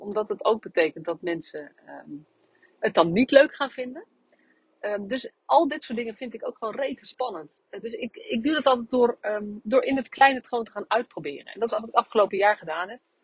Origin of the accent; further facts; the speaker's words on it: Nunspeet, Gelderland, Netherlands; moved away; ik bij, tijdens eh, een groot deel van mijn jeugd in Nunspeet gewoond heb en dus daar ben opgegroeid